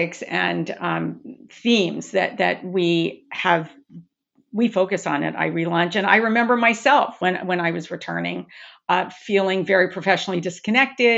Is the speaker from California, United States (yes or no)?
yes; Long Beach, California, United States; moved away; I'm born and raised in Long Beach, California, and my whole family is still there